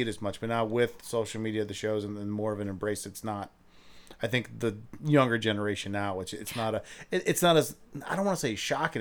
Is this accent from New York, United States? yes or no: no; Akron, Ohio, United States; I'm from Akron